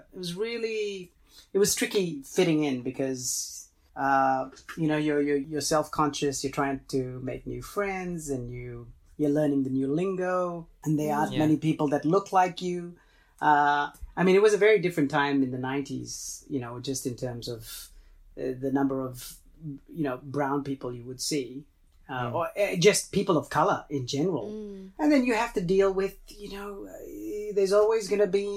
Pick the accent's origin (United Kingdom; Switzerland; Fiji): Fiji; first language Tamil; English is a second language; also born or lived in Los Angeles, United States; now in Australia; I was actually born in Fiji